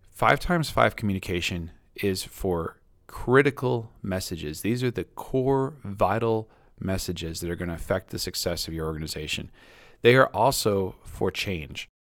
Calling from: Maine, United States

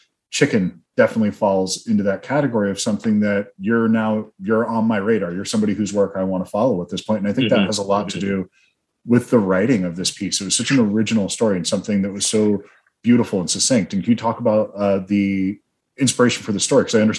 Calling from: Tucson, Arizona, United States; Tucson, Arizona.

